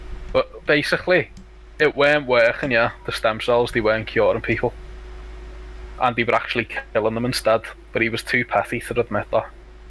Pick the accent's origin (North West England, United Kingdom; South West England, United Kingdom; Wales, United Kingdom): North West England, United Kingdom; Liverpool; I'm from Liverpool.